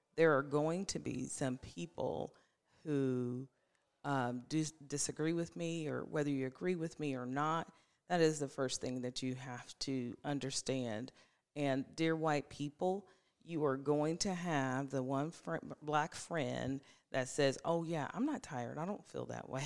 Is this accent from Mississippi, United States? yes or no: no; Ohio, United States; now in Franklin, United States; I'm originally from Ohio, but I have officially been in Tennessee longer than I was in Ohio